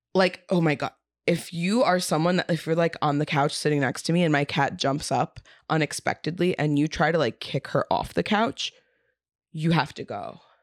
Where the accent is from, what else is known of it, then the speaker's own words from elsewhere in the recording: New York City, New York, United States; I'm from South Brooklyn